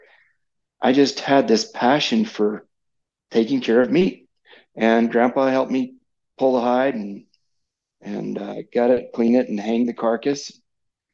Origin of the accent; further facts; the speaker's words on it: United States; as an American